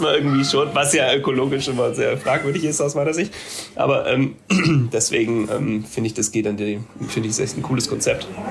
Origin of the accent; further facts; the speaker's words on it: Ravensburg, Baden-Württemberg, Germany; now in Berlin, Germany; ich bin in Ravensburg aufgewachsen, da bin ich jetzt gerade